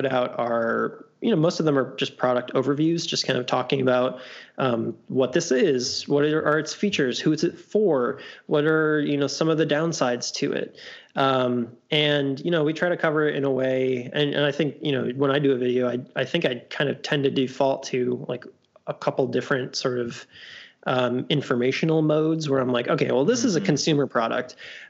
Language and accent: English; Louisville, Kentucky, United States; we're from Louisville. Like we can't quite be sure if we're Midwest or South or what.